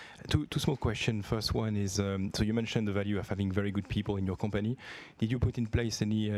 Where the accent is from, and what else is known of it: France; accent: French; English is a second language; moved away